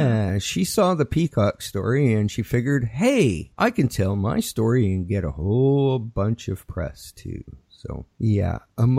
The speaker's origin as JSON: {"language": "English", "region": "Saskatchewan", "country": "Canada", "tie": "born or raised there", "said": "I've got a item from my hometown in Saskatchewan."}